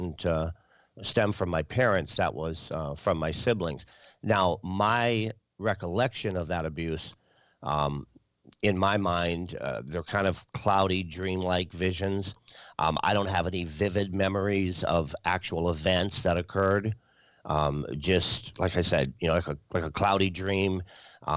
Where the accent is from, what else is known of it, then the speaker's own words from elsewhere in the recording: Wisconsin, United States; also born or lived in North Dakota; I was born in North Dakota, and I lived most of my life in Wisconsin